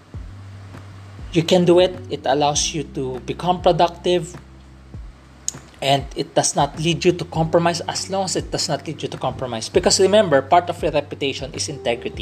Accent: Philippines; there is also such a thing as a Filipino English. We have a way of different way of understanding it also.

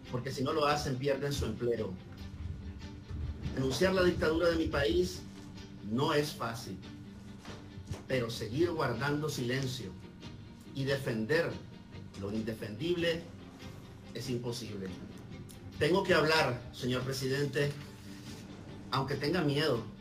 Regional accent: Mexico; No somos sus adversarios. Somos mexicanos. Y queremos la vida para todos nosotros.

